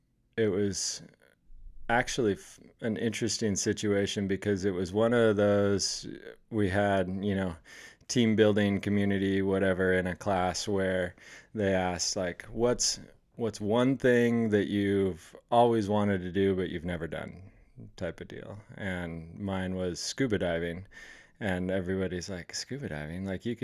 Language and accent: English; Oregon, United States; moved away; also born or lived in The Dalles, Oregon; So, I born and raised in Oregon.